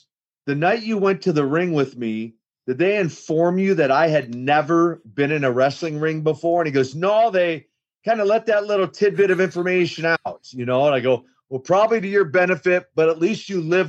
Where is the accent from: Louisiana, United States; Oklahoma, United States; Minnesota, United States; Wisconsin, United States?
Minnesota, United States; Minneapolis; actually born in Minneapolis, Minnesota, in what the official title would be Minneapolis Housing Authority, but what we affectionately call the projects or the ghettos of Minneapolis. So, I wasn't born, you might say, with a silver spoon in my mouth, yep. Very humble beginnings.